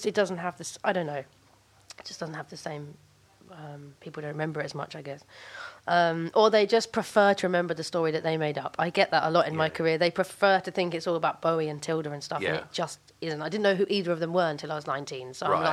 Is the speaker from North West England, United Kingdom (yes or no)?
no; London, United Kingdom; I grew up in Brixton